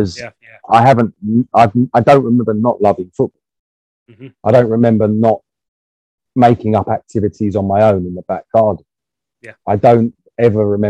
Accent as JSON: {"language": "English", "region": "England", "country": "United Kingdom", "said": "as an English person"}